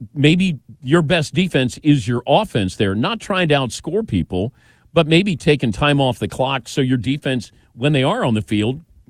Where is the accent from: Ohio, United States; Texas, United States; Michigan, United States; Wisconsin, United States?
Ohio, United States; Mason; And I'm from Mason.